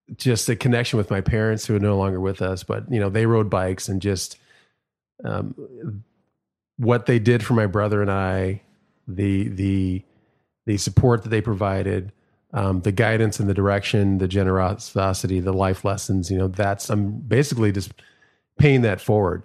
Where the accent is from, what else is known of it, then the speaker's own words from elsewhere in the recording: Minneapolis, Minnesota, United States; growing up in Minneapolis, not too far from where George Floyd was murdered